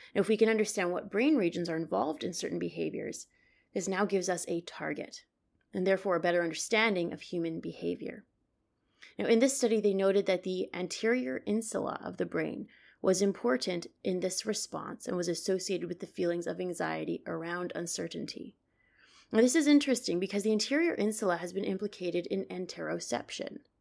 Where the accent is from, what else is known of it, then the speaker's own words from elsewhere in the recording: Canada; now in New York City, United States; I'm originally from Canada, but I work and live in New York City